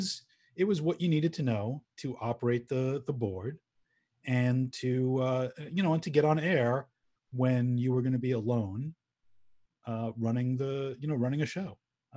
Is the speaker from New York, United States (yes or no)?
yes; New York, United States; accent: Long Island; Got rid of my Long Island accent.